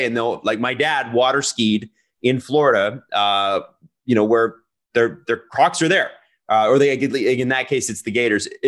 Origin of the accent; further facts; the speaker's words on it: Canada; as a Canadian